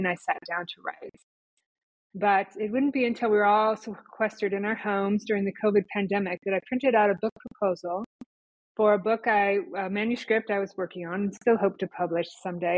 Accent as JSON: {"language": "English", "town": "Rapid City", "region": "South Dakota", "country": "United States", "tie": "born or raised there", "also_born_or_lived": "Minneapolis / New York City area", "moved": "as an adult", "said": "I went from my hometown in the Black Hills of South Dakota to Minneapolis and beyond."}